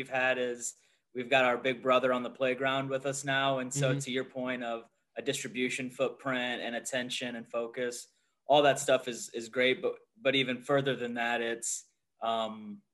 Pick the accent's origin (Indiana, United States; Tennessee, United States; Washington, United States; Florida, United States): Indiana, United States; Fort Wayne; also born or lived in San Diego, California; now in Northwest Indiana, United States; I'm from Fort Wayne